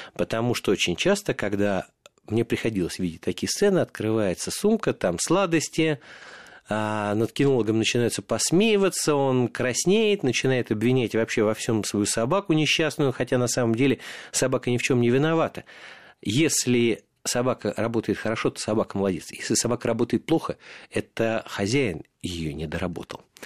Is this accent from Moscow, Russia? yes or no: yes; Moscow, Russia; я родился и вырос в Марина Роще